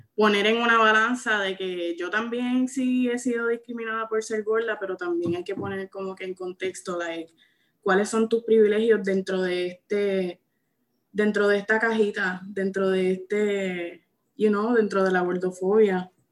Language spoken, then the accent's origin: Spanish; Santa Isabel, Puerto Rico; Soy natural de Santa Isabel hasta mis 20 años, que me mudé